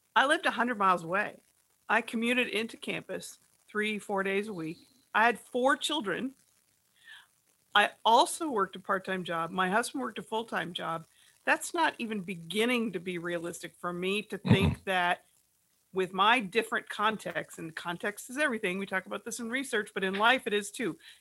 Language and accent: English; New Jersey, United States; I'm a Jersey girl